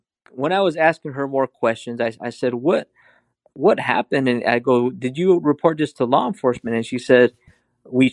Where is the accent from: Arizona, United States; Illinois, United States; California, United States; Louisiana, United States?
Arizona, United States; I'm Native American, Navajo and Hopi. I'm retired law enforcement from here in Arizona.